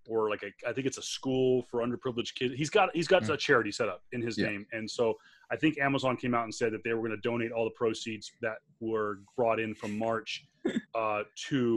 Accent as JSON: {"language": "English", "region": "New York", "country": "United States", "tie": "born or raised there", "said": "growing up in the New York market"}